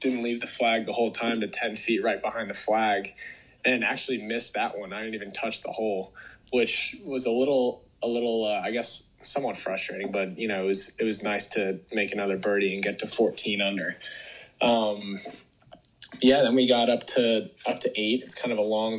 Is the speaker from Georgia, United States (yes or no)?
yes; Atlanta, Georgia, United States; I'm from Atlanta, and my home course growing up was called uh, Chastain Park Golf Course